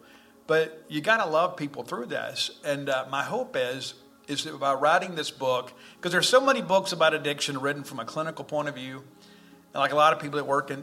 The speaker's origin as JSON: {"language": "English", "region": "South Mississippi", "country": "United States", "tie": "born or raised there", "said": "growing up in South Mississippi"}